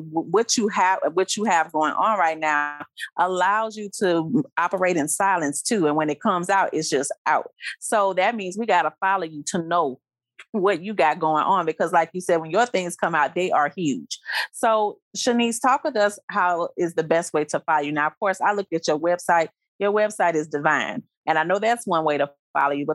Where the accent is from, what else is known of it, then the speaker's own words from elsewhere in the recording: Baton Rouge, Louisiana, United States; my hometown